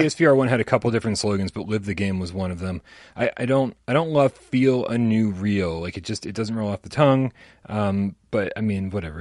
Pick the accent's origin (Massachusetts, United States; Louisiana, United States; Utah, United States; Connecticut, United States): Massachusetts, United States; Boston; I'm from Boston